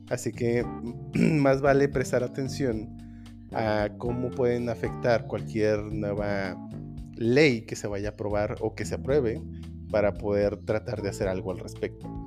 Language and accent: Spanish; Mexico; no estamos en peligro como mexicanos